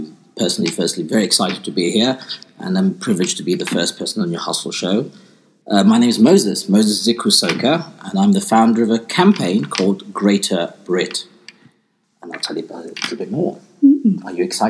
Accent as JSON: {"language": "English", "country": "Uganda", "moved": "yes", "lives_now": "United Kingdom", "said": "I come from East Africa, a country called Uganda."}